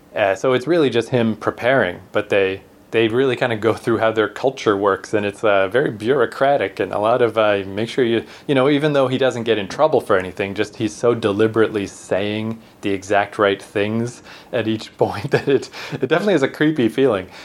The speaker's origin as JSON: {"language": "English", "country": "Canada", "said": "we're from Canada."}